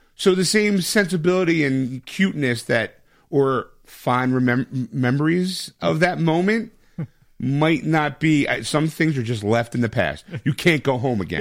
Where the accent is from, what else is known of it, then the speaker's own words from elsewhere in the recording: United States; I'm an American